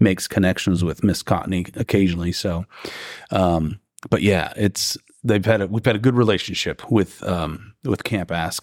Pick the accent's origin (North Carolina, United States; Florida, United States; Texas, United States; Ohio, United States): Ohio, United States; moved away as an adult; now in Alabama, United States; I'm originally from Ohio.